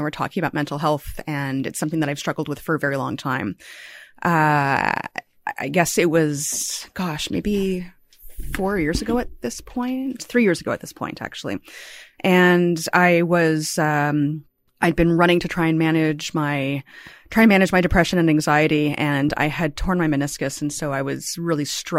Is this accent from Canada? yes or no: yes; Toronto, Ontario, Canada; born there; I was born here in Toronto. I grew up elsewhere, but I came back after university and I love this city so much.